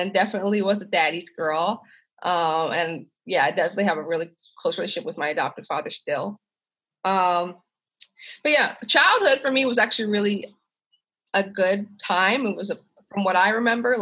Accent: Lititz, Pennsylvania, United States; also born or lived in Kansas City, Missouri; I grew up in Lititz, Pennsylvania, which is a very small, very white, very conservative, very red part of Lancaster County, Pennsylvania.

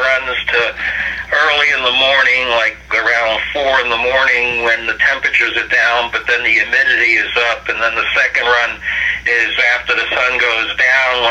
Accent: New York City, New York, United States; moved away; I'm originally from Brooklyn, New York

